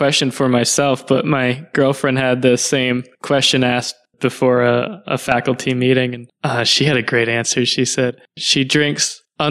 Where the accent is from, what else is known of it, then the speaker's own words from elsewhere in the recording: Connecticut, United States; moved away as an adult; also born or lived in Toulouse, France / Montreal, Quebec, Canada; now in Portland, Maine, United States; Quebec. And I lived there through fifth grade, then moved through fourth grade, then moved to Connecticut for fifth grade and stayed there through high school. And then moved to Portland, Maine to study at the Maine College of Art, and have been in Portland ever since.